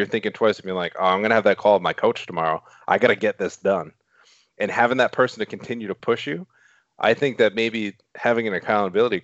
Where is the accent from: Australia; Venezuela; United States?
United States; Rhode Island; accent: Rhode Island; my Rhode Island accent